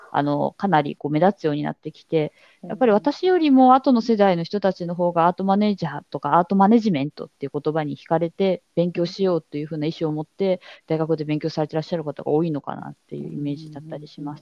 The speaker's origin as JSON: {"language": "Japanese", "town": "Hadano", "region": "Kanagawa", "country": "Japan", "tie": "born or raised there", "said": "私は神奈川県の秦崎って秦野市っていうところ出身なんですけど"}